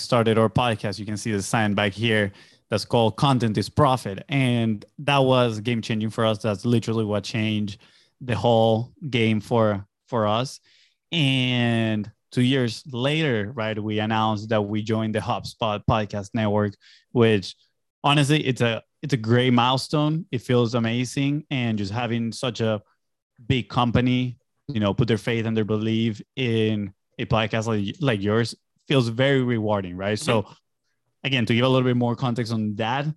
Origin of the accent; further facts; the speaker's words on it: Venezuela; moved away as an adult; I'm originally from Venezuela. I grew up there. I lived my first 18 years of my life in there.